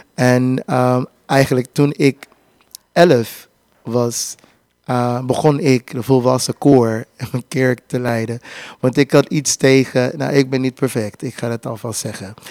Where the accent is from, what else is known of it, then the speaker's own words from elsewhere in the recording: Houston, Texas, United States; Dutch is a second language; moved away as an adult; also born or lived in Louisiana / Germany; ik ben Louisiana geboren, dat, dat is daarnaast. maar in Houston, Texas opgegroeid.